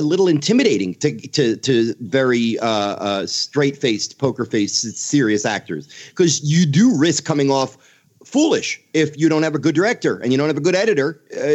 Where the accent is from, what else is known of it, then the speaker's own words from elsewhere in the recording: Philadelphia, Pennsylvania, United States; I'm from Philadelphia